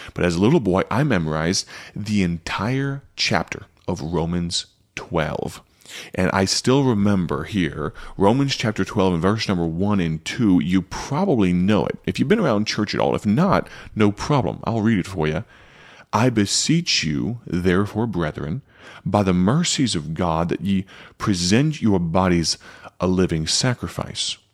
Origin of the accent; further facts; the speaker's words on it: United States; now in Odell, United States; as an American